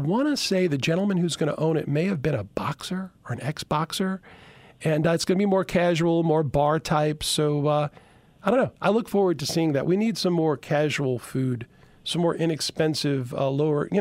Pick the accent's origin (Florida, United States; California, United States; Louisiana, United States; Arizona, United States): Louisiana, United States; Chalmette; also born or lived in Baton Rouge; I grew up in Chalmette, small community for years